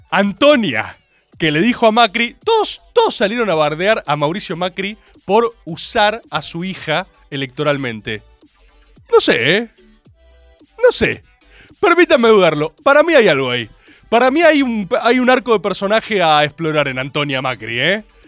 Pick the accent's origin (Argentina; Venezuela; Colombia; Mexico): Argentina; como Argentina